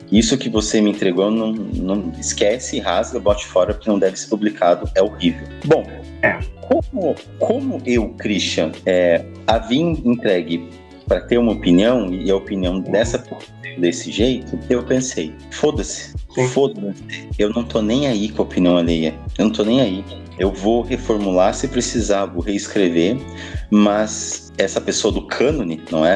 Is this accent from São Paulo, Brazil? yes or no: no; Passo Fundo, Rio Grande do Sul, Brazil; ido embora de Passo Fundo, né? Que eu sou gaúcho